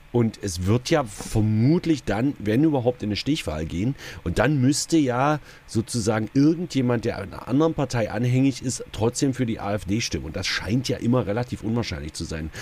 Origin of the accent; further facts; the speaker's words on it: Saxony-Anhalt, Germany; bei uns in Sachsen-Anhalt